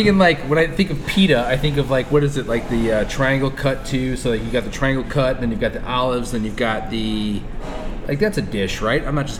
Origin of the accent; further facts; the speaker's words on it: United States; As an American, when I hear Greek, and an American, I mean Polish, Italian immigrant son, fourth generation, right?